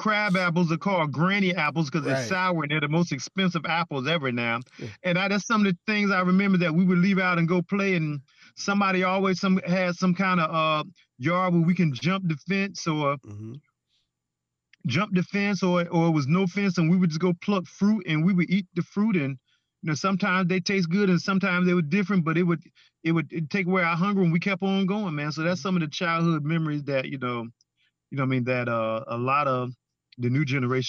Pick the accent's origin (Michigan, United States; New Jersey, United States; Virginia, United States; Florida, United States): Virginia, United States; Portsmouth; Portsmouth, Virginia. Ain't no question about that.